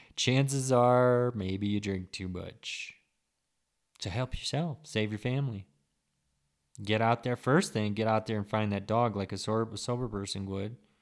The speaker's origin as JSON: {"language": "English", "country": "United States"}